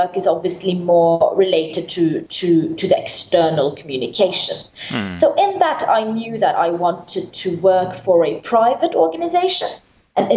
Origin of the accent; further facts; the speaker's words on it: Oslo, Norway; moved away as an adult; also born or lived in Rome, Italy; now in Iraq; I'm from Norway, more specifically the capital, Oslo. But I am myself a child of refugee parents from Kurdistan